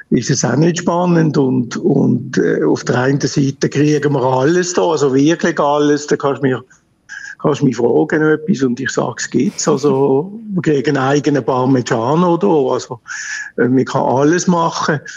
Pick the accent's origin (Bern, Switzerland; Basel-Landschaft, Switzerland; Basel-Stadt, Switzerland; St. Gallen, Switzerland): Basel-Stadt, Switzerland; Basel; als, als Basler geht an der Fasnacht haben wir natürlich schon geschaut, dass wir mal den Morgenstreich mitkriegen